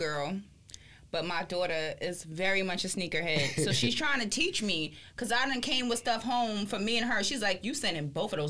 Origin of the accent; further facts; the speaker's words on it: New York City, New York, United States; I'm from the Bronx